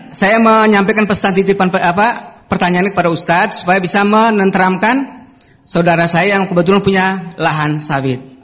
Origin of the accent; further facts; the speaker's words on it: Kuala Kapuas, Central Kalimantan, Indonesia; di daerah saya, Kuala Kapuas